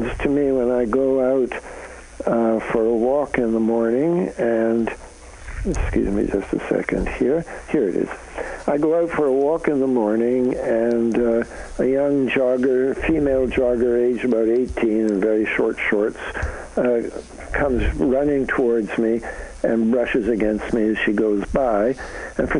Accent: Canada; now in United States; I'm a Canadian, so I come from north of the border

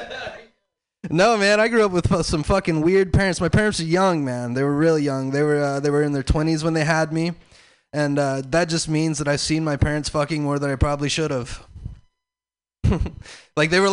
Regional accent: the South, United States; I'm from the South.

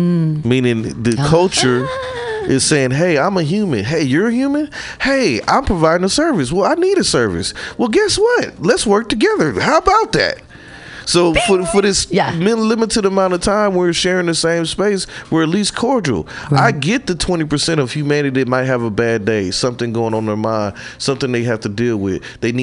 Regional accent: Midwest, United States; now in San Francisco, United States; Like, I'm came from the Midwest, they were this way, and I'm here now.

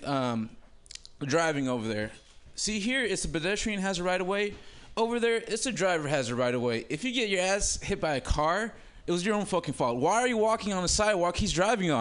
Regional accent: Oakland, California, United States; also born or lived in Africa; now in Humboldt County, United States; I grew up in Oakland and I lived in Africa

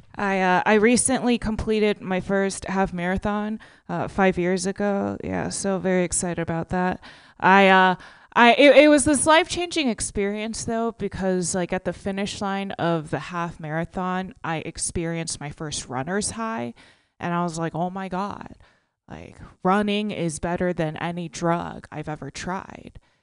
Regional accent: Texas, United States; now in California, United States; I'm originally from Texas, so like when I moved to California

